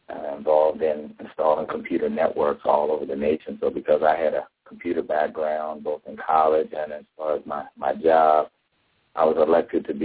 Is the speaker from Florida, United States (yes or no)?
no; Arlington, Virginia, United States; I grew up in Arlington, Virginia.